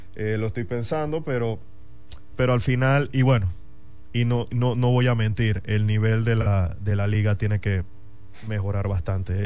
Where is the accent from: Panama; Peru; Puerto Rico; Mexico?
Panama; David, Chiriquí; also born or lived in Madrid, Spain; now in Panama City, Panama; soy de allá y, nací allá y crecí allá